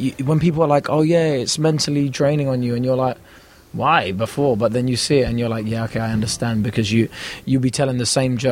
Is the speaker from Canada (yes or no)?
no; London, United Kingdom; where I grew up was great, because I was amongst so many different cultures